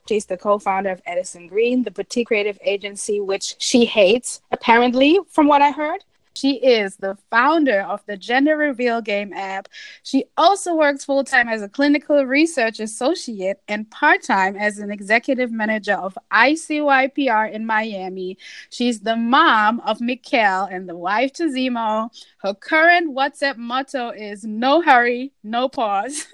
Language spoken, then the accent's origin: English; Essen, North Rhine-Westphalia, Germany; moved away; in my hometown in Essen